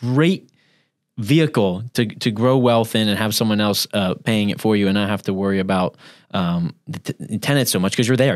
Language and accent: English; Central Pennsylvania, United States; now in St. Petersburg, United States; I'm originally from Pennsylvania